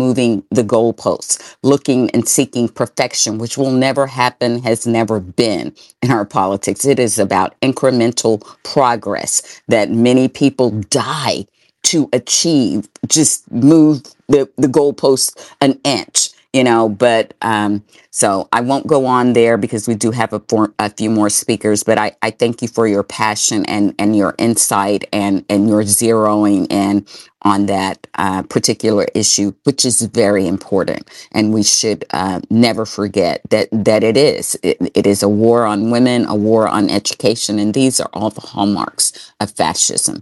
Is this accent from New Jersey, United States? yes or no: no; Sumner County, Tennessee, United States; That's where I grew up and went to school in Sumner County